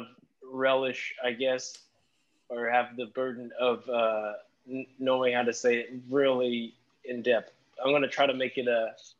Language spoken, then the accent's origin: English; Sacramento, California, United States; now in Las Vegas, United States; I came from Sacramento, California.